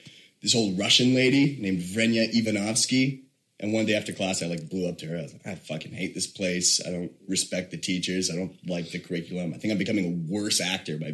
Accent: Toronto, Ontario, Canada; moved away; I'm from Toronto.

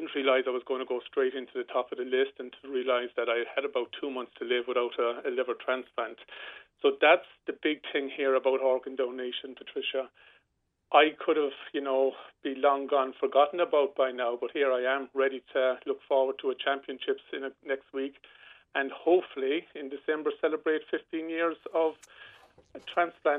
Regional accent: Rosscarbery, Munster, Ireland; I grew up here in Roscarbery playing football

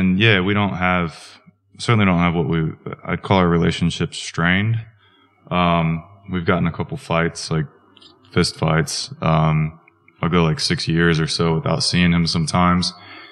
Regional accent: Wichita, Kansas, United States; Wichita, Kansas, which is not a small town. It's not a big city. It's about 350,000 population.

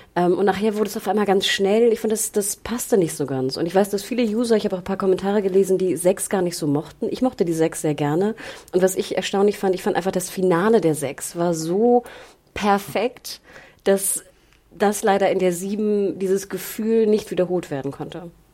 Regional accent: Berlin, Germany; wir als Berliner

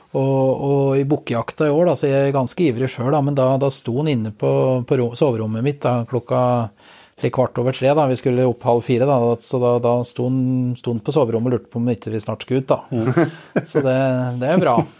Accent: Finnskogen, Innlandet, Norway; Jeg er jo jeg er fra Finnskogen i grensetraktene mot Sverige.

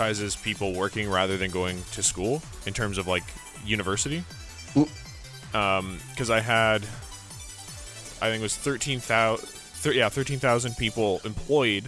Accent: Vancouver, British Columbia, Canada; I'm from Vancouver.

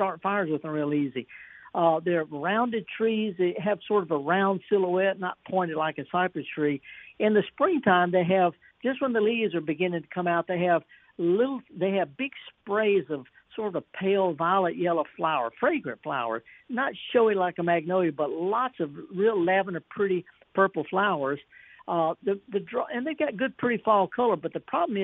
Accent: Indianola, Mississippi, United States; the B.B. King Museum in my hometown of Indianola

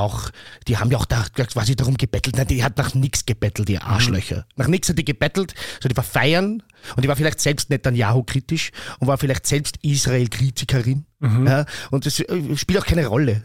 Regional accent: Vienna, Austria; ich bin aus Wien, aber ich habe aus meiner Schulzeit keinen Freund mehr aus meiner Klasse

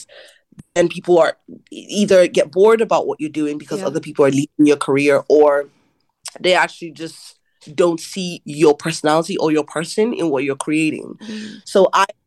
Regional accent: Ireland; growing up in Ireland is that being a Nigerian Irish person

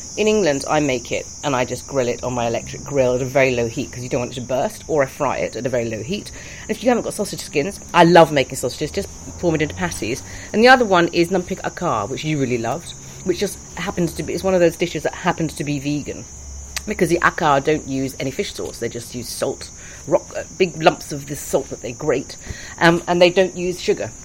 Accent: Bangkok, Thailand; first language Thai; moved away as an adult; I was born and brought up in Bangkok

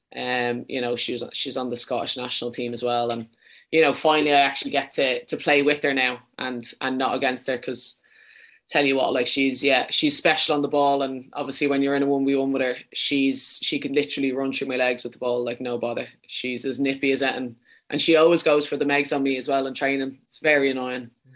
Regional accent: Wicklow, Leinster, Ireland; accent: a bit too much of a Dublin accent; moved away as an adult; also born or lived in Dublin / Sweden / London; now in Birmingham, United Kingdom; I'm from Wicklow.

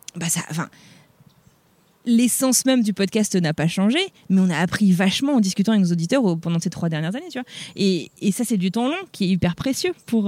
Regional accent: France; moved away as an adult; now in United States; ça fait 15 ans que je suis partie de, que je suis partie de France

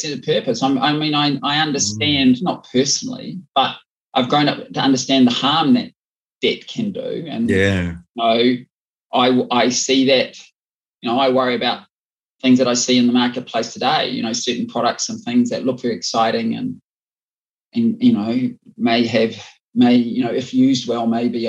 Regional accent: Auckland, New Zealand; moved away as an adult; also born or lived in London / New York / Cairo; I was from Auckland. In New Zealand, when I grew up, was a population of, you know, 2.8 million people.

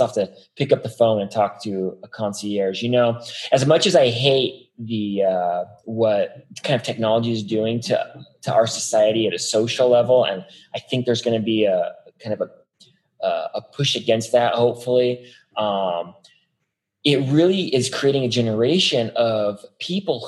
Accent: Las Vegas, Nevada, United States; I'm from Las Vegas

